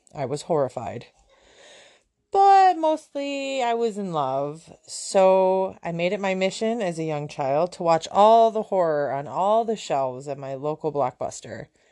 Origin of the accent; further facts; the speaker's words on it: Buffalo, New York, United States; born and raised in Buffalo, New York